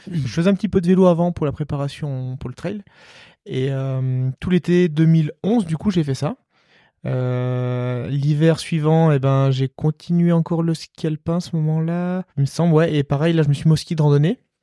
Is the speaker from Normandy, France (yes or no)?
no; Marthod, Auvergne-Rhône-Alpes, France; also born or lived in Albertville; j'allais euh, au foot dans mon petit village euh, où j'ai grandi à Marteau